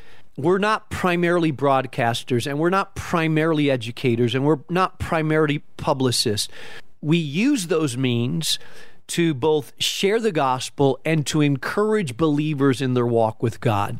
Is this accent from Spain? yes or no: yes; Spain; I grew up in Spain, so you need that coffee, strong coffee, nice.